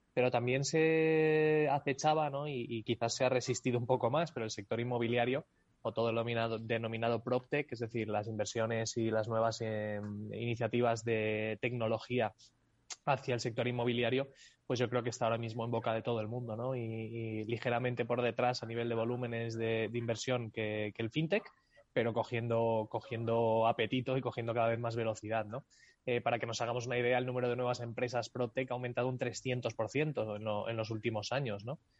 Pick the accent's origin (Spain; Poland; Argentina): Spain